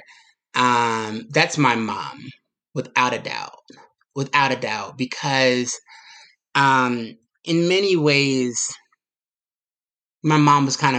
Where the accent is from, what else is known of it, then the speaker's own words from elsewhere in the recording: New York City, New York, United States; a person that's growing up in Brooklyn